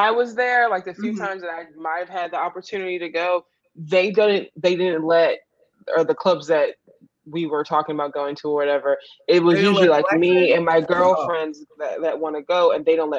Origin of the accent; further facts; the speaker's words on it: Dallas, Texas, United States; moved away; also born or lived in Houston / Austin; I'm from Dallas, grew up back and forth between Dallas and Houston, came up here from Austin.